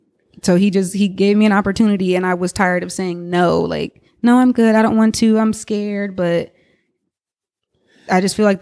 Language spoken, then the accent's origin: English; Cincinnati, Ohio, United States; my mom had been living at the house actually where I grew up in Cincinnati, and she's still there.